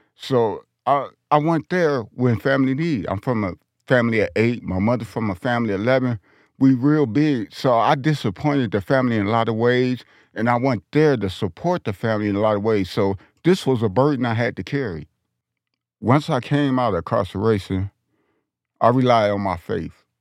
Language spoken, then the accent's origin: English; Detroit, Michigan, United States; now in Denver, United States; I'm from Detroit, Michigan